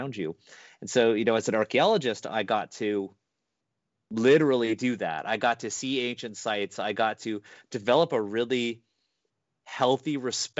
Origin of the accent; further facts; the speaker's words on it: Canada; I was born in Canada.